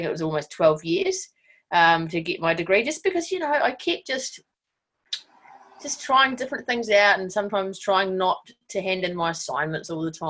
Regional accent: Wellington, New Zealand; I grew up in Miramar in Wellington, so not very far away from where I am right now.

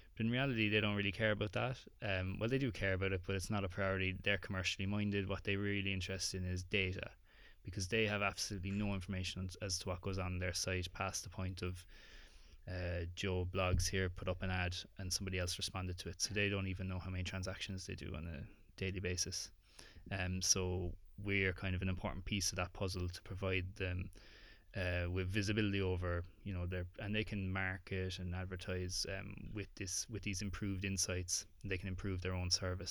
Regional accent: Ireland; accent: Irish

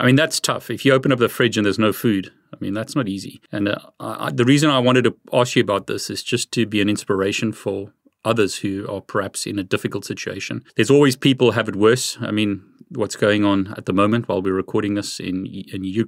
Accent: South Africa; now in United Kingdom; I'm from South Africa. I live in the UK. My accent is already can be a problem sometimes

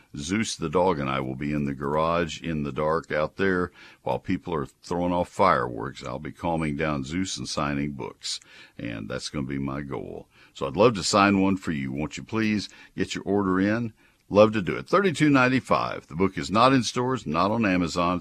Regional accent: College Station, Texas, United States; I grew up in College Station. I mowed Saint Augustine for a living as a high school kid

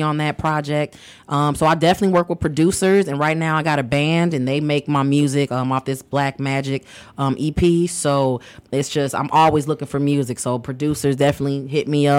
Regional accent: Hanover Park, Illinois, United States; also born or lived in West Side, Chicago; now in Chicago, United States; I grew up in Hanover Park, which is a northwest suburb

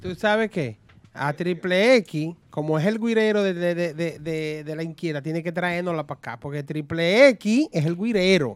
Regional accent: Dominican Republic; los dominicanos somos una, un, mix de taínos, africanos y españoles.

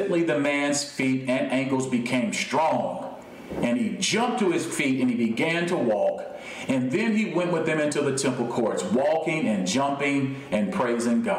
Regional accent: United States; I was born into an earthly kingdom with my citizenship being in the United States.

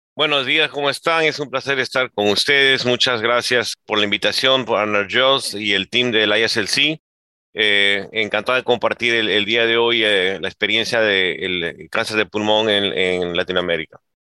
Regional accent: Peru; en mi país, en Perú

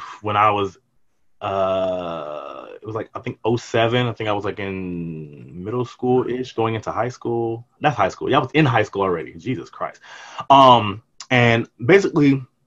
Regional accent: Atlanta, Georgia, United States; also born or lived in Washington, D.C.; I was born in DC, but then I was raised here in Atlanta

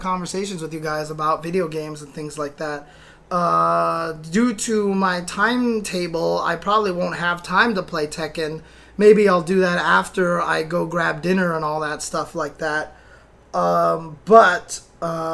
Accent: San Bernardino, California, United States; now in Los Angeles, United States; I grew up in San Bernardino, okay? I grew up in San Bernardino

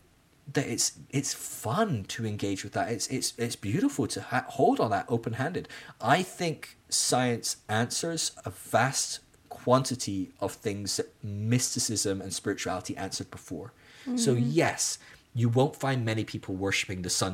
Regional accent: Scotland, United Kingdom; moved away; being Scottish is the same part of who I am and I'm not living in Scotland anymore

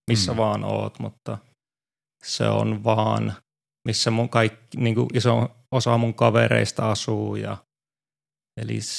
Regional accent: Finland; Se on, tämä on mun kotimaa ja se on aina, varsinkin nyt kun ei ole pari vuoteen tullut koronan takia, niin oli mukava tulla vähän pidemmäksi ajaksi.

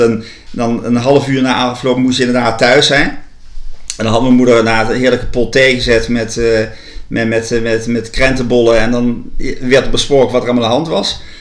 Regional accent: Winssen, Gelderland, Netherlands; now in Leiden, Netherlands; ik ben geboren in Winsen, een klein dorpje in het land van Maas en Waal. De grens uh, Gelderland-Brabant.

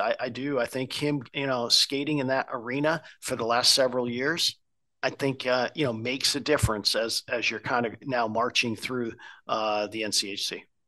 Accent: Connecticut, United States; I grew up in Connecticut

